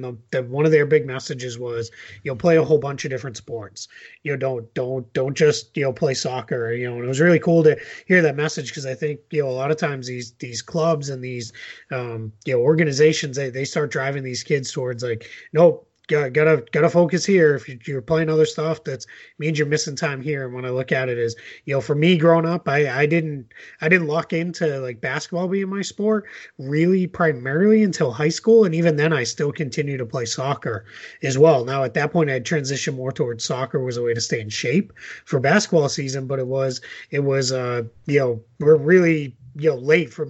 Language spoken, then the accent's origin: English; Boston, Massachusetts, United States; I very, very much wish this existed when I was a kid and a college kid growing up in Boston.